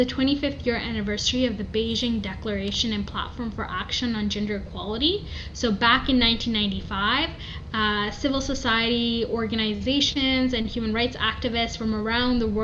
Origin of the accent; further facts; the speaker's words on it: Toronto, Ontario, Canada; I did my master's in public health at the University of Toronto, so really, you know, grounded in my hometown